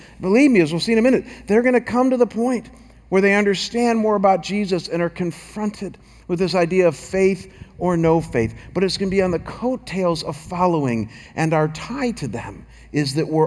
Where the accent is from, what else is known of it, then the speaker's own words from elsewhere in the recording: Chagrin Falls, Ohio, United States; moved away as an adult; now in Scottsdale, United States; I was back in my hometown of Chagrin Falls and pastoring my home church